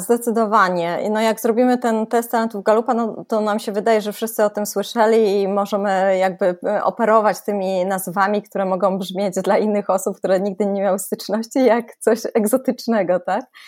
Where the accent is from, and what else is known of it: Poland